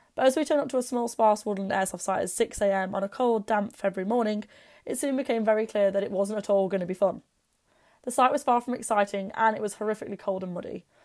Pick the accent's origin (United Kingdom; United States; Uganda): United Kingdom; Derby, East Midlands; my hometown of Derby